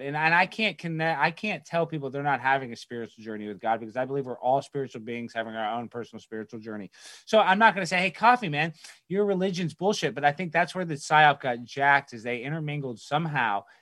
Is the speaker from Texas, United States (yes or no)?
yes; Dallas, Texas, United States; I grew up in Dallas, Texas.